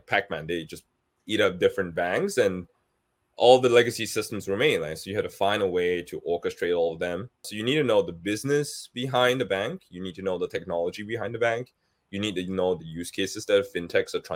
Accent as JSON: {"language": "English", "country": "Singapore", "tie": "born or raised there", "moved": "as an adult", "lives_now": "United States", "said": "I grew up with Citibank in Singapore"}